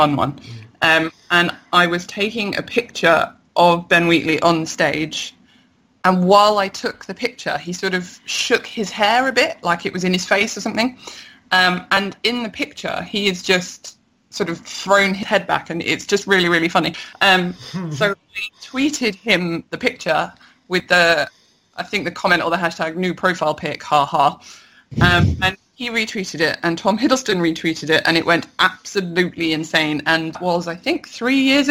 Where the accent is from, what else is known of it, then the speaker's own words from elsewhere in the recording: London, United Kingdom; I'm a Londoner